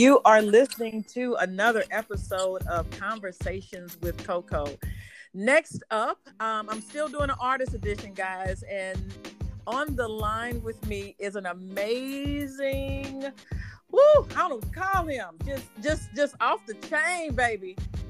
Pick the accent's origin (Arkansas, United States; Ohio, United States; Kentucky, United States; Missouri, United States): Missouri, United States; St. Louis; because I'm from St. Louis.